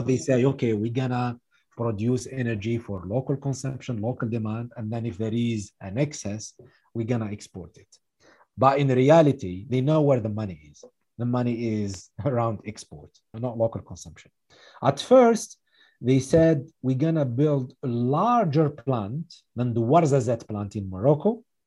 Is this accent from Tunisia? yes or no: yes; Tunisia; my home country, Tunisia